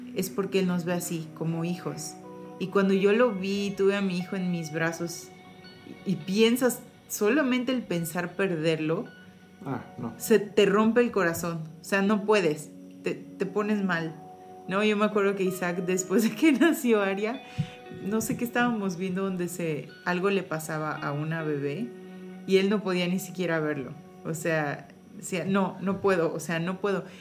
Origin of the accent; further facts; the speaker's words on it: Mexico; Como mamás mexicanas